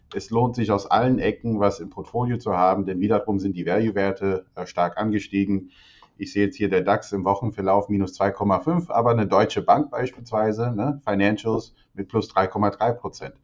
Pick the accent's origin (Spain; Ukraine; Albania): Albania; moved away; ich bin ja in Albanien geboren